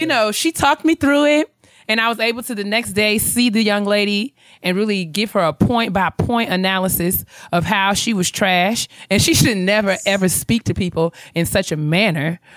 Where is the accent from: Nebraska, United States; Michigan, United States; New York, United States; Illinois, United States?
New York, United States; White Plains; I'm from White Plains